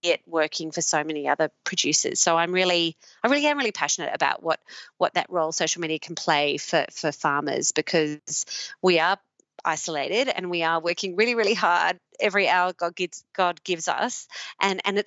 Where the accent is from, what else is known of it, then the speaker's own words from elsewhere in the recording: Sydney, New South Wales, Australia; also born or lived in London / Orange, New South Wales; now in near Orange, Australia; I grew up actually in Sydney, but moved out here about 13 years ago when I met my now husband, who's a farmer